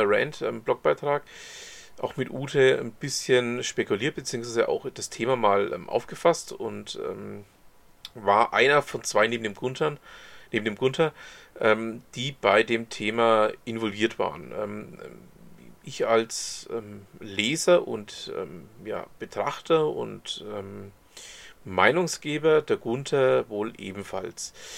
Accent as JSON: {"language": "German", "area": "Franconia", "region": "Bavaria", "country": "Germany", "said": "ich bin ja selber großer Dialektfan ähm, als Franke"}